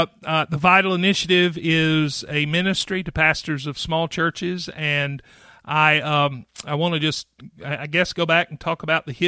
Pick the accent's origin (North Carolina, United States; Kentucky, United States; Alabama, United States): North Carolina, United States; Clyde; accent: Midwestern; I'm from Clyde, North Carolina, which is near Asheville, North Carolina, because nobody knows where Clyde is.